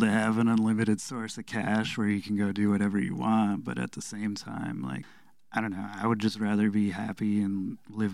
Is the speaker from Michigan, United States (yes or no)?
yes; Alpena, Michigan, United States; growing up in Alpena